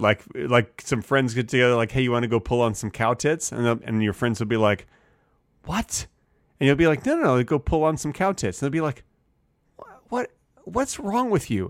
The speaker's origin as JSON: {"language": "English", "country": "United States", "said": "As an American"}